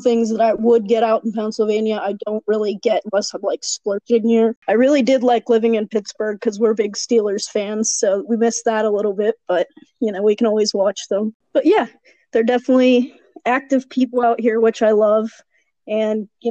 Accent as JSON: {"language": "English", "country": "Ethiopia", "moved": "yes", "lives_now": "Denver, United States", "said": "I'm from Ethiopia, so I have that acquired taste, and I love Ethiopian food"}